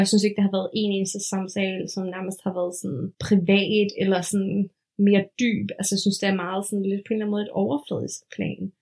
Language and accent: Danish; Denmark; moved away as an adult; now in New York, United States; så er jeg jo også dansker, eller sådan. Det er jeg jo også. Jeg er jo ikke bare sådan en, der bor i USA